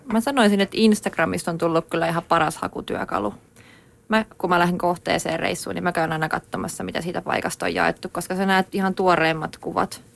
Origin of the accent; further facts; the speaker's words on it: Finland; kotikaupunkini Saarin poppeleita, jotka on Varikon ja aivan juna-aseman vieressä